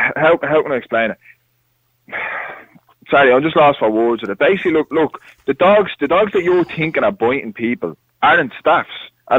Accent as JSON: {"language": "English", "town": "Dublin", "region": "County Dublin", "country": "Ireland", "said": "I'm from Cabra"}